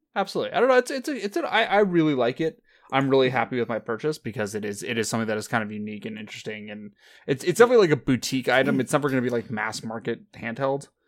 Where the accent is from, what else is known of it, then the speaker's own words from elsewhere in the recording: California, United States; neither of us have lived outside of California our entire lives.